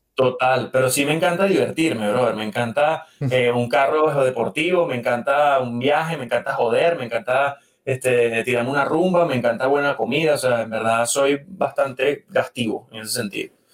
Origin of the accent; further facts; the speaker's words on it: Venezuela; moved away; yo vengo de Venezuela